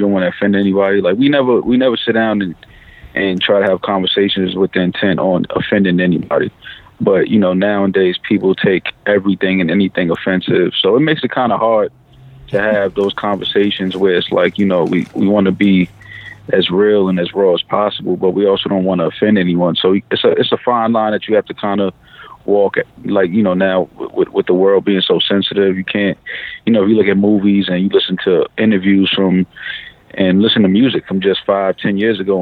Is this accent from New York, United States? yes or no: yes; New York City, New York, United States; growing up in New York